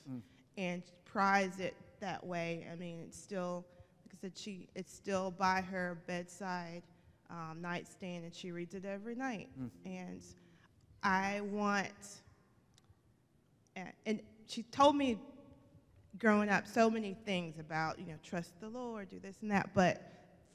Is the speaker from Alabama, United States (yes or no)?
yes; Alabama, United States; I'm from Alabama